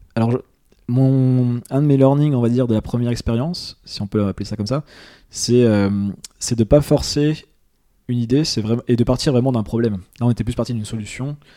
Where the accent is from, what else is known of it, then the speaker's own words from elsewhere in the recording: Nancy, Grand Est, France; je suis de Nancy